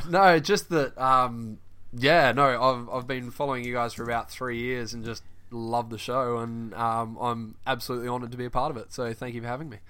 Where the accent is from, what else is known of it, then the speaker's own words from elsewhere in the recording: Perth, Western Australia, Australia; moved away as an adult; now in Bristol, United Kingdom; I'm from Perth, uh, Western Australia